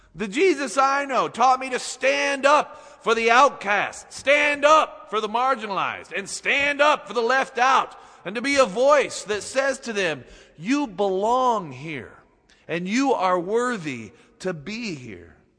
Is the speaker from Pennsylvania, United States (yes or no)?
no; Utah, United States; moved away as an adult; also born or lived in Seattle; growing up in Utah